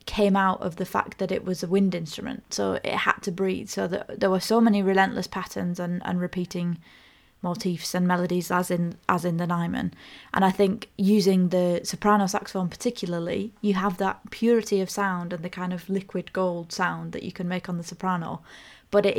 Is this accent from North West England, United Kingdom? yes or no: yes; Ulverston, North West England, United Kingdom; moved away as an adult; I grew up in Cumbria and moved away when I was 18.